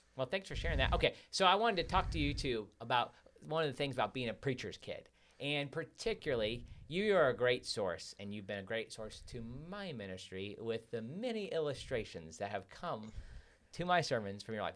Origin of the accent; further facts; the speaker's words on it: Midwest, United States; moved away; growing up in the Midwest where it's so cold